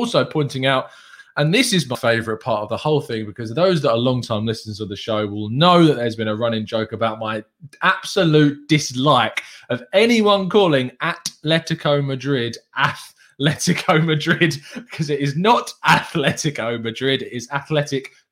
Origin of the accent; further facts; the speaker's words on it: England, United Kingdom; I'm English